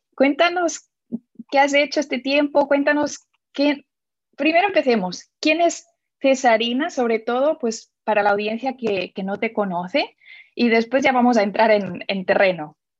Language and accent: Spanish; Barcelona, Catalonia, Spain; now in Indianapolis, United States; nací en Barcelona y ahora te estoy hablando desde Indianápolis, exacto, en Estados Unidos